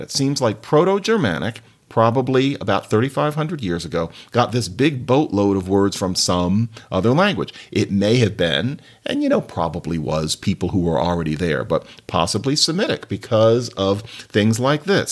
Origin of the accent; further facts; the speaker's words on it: Philadelphia, Pennsylvania, United States; I grew up in Philadelphia